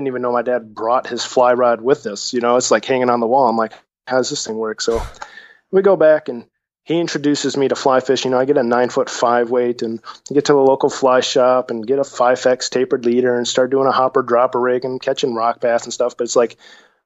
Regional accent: Lake Michigan, Midwest, United States; I grew up on Lake Michigan

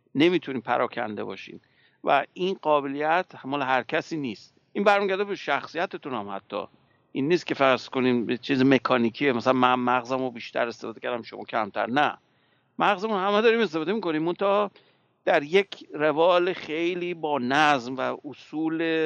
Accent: Iran; moved away

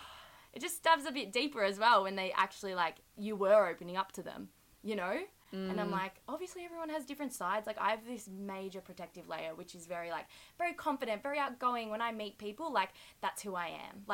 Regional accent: Melbourne, Victoria, Australia; we're both from Melbourne

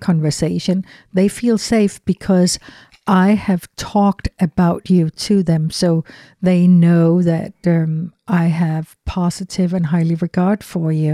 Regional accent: Denmark; English is a second language; moved away as an adult; growing up in Europe

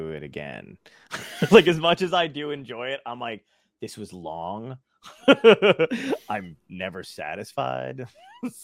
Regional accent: Seaside Heights, New Jersey, United States; born or raised there; also born or lived in Brooklyn, New York / Arizona

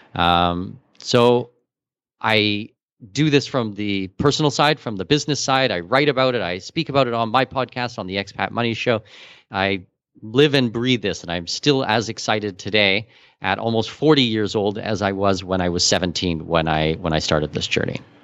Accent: Canada; also born or lived in Abu Dhabi, UAE / Singapore; now in Panama; I'm Canadian with Danish heritage

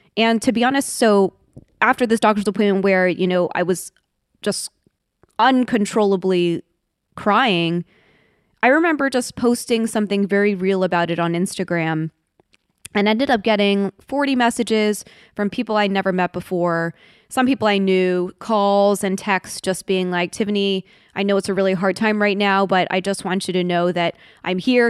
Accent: Washington, District of Columbia, United States; I was born in Washington D.C.

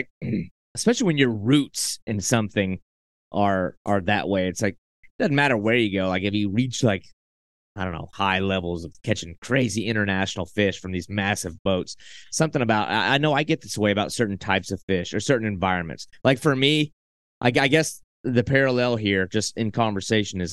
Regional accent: Southeast, United States; I grew up in the Southeast

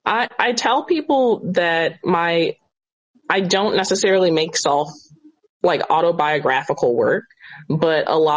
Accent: Baltimore, Maryland, United States; I am from Baltimore. I'm proud to be from Baltimore. Like, I was raised here.

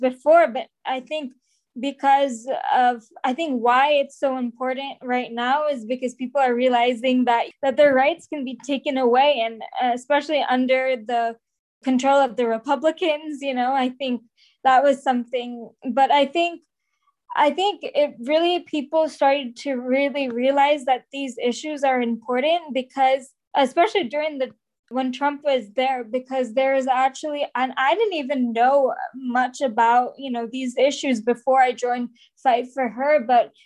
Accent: Bay Area, California, United States; I am from the Bay Area

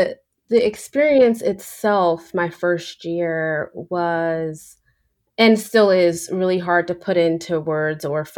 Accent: New York, United States; I grew up in New York, so I was used to diversity, but I was also used to being one of few

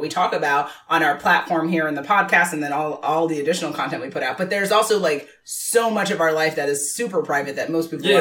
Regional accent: New York, United States; I'm born and raised in New York

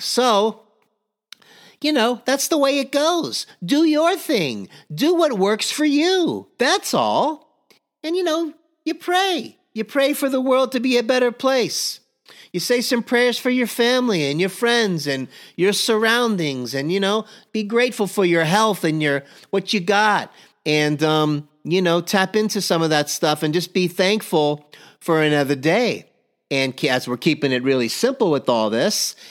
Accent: Miami, Florida, United States; growing up in Miami, Florida

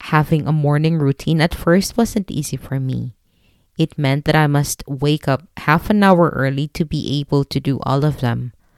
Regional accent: Philippines; moved away; I am a Filipino

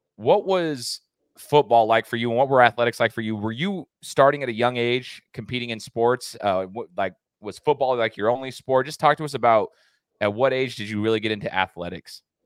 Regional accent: Treasure Valley, Idaho, United States; born and raised in the Treasure Valley

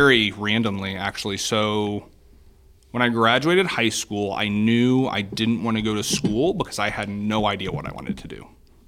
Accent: Columbia City, Indiana, United States; I get to work in my hometown. I get to meet people that, you know, just, I mean, in Columbia City

